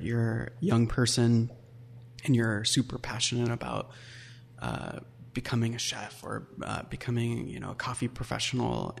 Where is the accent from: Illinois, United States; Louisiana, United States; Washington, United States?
Washington, United States; Puyallup; I grew up in Puyallup, Washington